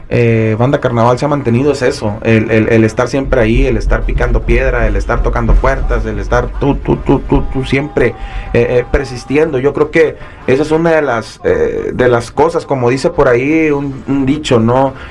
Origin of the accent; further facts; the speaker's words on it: Mazatlán, Sinaloa, Mexico; Mira, en, mi caso, eh, que soy, soy de Mazatlán, este Mazatlán es un lugar muy chiquito, pues está, bien morrito